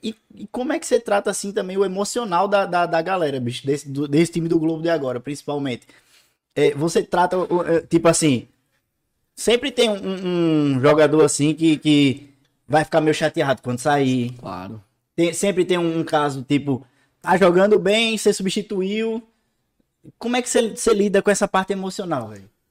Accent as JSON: {"language": "Portuguese", "region": "Pernambuco", "country": "Brazil", "moved": "yes", "said": "sou de Pernambuco"}